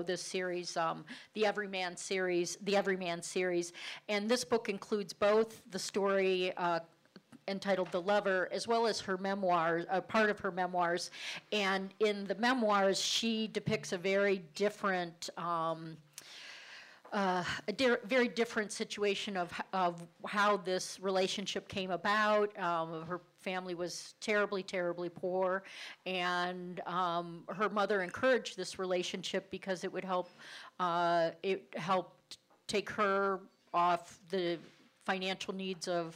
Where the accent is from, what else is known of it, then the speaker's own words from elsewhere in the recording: Cleveland, Ohio, United States; accent: Cleveland; my Cleveland accent